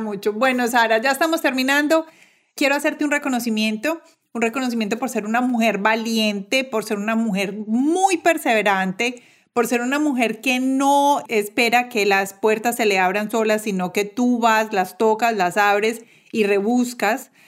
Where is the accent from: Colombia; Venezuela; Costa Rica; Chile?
Colombia; moved away as an adult; yo como colombiana viviendo en el exterior